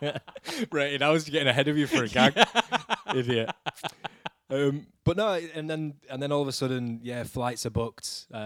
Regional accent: Yorkshire and the Humber, United Kingdom; I'm just a Yorkshireman

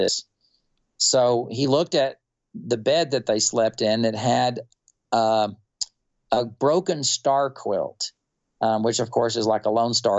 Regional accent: Wichita Falls, Texas, United States; I was born and raised in North Texas. I was born in Wichita Falls

